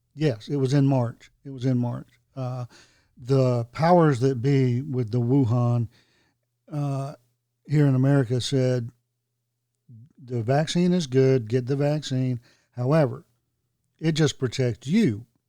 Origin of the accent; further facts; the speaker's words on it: Hope Mills, North Carolina, United States; I grew up in Hope Mills